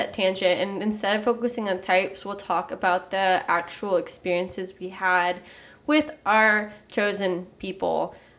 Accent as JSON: {"language": "English", "region": "Texas", "country": "United States", "also_born_or_lived": "Austin", "said": "I'm from Texas."}